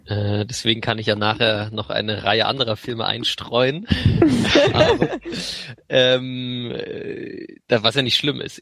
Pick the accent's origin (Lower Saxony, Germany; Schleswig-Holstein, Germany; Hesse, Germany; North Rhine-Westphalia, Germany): Schleswig-Holstein, Germany; Lübeck; damals bin ich auch schon in Lübeck äh, zur Schule gegangen